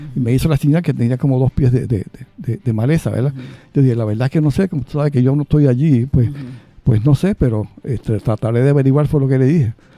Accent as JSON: {"language": "Spanish", "town": "Lares", "country": "Puerto Rico", "said": "mi pueblo de, Lares"}